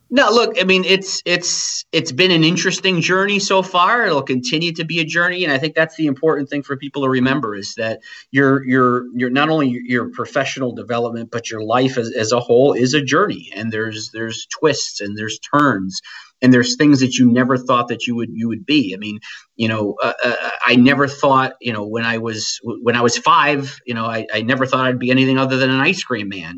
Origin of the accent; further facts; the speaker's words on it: New England, United States; growing up in New England in the 80s and 90s